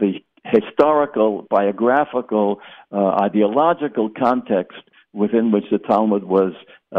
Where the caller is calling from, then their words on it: Boca Raton, Florida, United States; I'm speaking from Century Village in Boca Raton, where there's a shul here, Torah